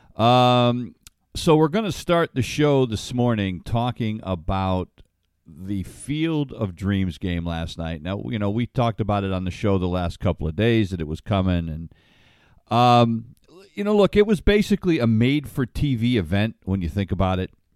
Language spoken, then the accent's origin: English; Ledyard, Connecticut, United States; It's a little cow town. That's where I grew up.